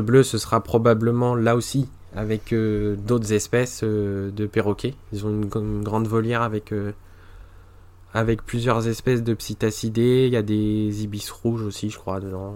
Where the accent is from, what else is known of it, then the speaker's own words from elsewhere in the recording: Normandy, France; je suis normand